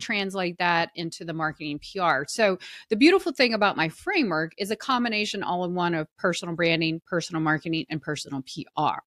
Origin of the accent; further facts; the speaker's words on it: the South, United States; I was raised in the South and, you know, women were supposed to be very genteel and hospitable